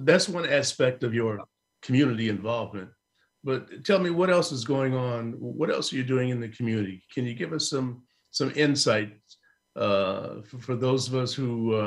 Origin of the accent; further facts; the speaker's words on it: Chicago, Illinois, United States; moved away; also born or lived in New York City; my hometown, Chicago